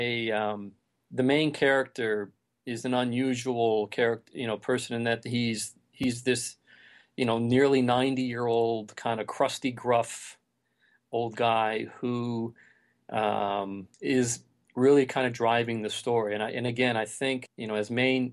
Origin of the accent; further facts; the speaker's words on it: Detroit, Michigan, United States; I grew up in Detroit